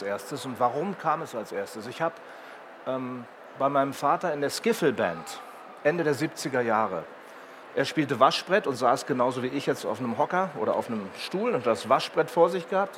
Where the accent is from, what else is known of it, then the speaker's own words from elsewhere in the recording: Herzberg am Harz, Lower Saxony, Germany; bei mir in, in, meinem Heimatort Herzberg am Harz